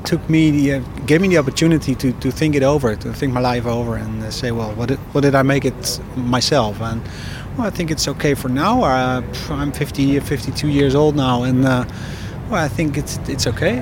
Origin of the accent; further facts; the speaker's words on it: Netherlands; English is a second language; I come from the Netherlands